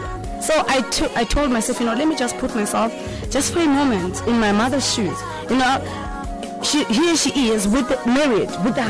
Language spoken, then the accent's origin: English; Zimbabwe; now in South Africa; I was born and raised in Zimbabwe. My mother is Zimbabwe, my father is South African. We were born and raised there.